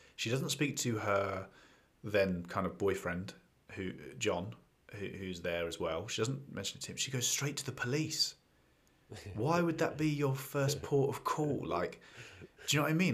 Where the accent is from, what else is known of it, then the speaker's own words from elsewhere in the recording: England, United Kingdom; being English and having seen London